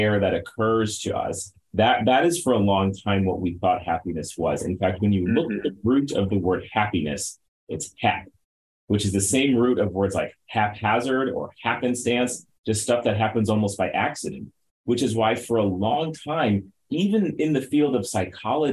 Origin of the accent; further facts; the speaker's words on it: St. Louis, Missouri, United States; I am a native St. Louisan, born and raised. I grew up in North St. Louis County